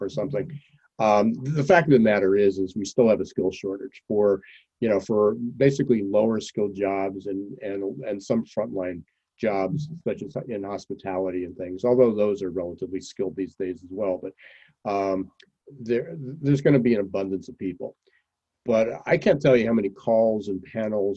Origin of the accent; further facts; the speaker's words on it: Pennsylvania, United States; moved away; I'm from Pennsylvania, originally.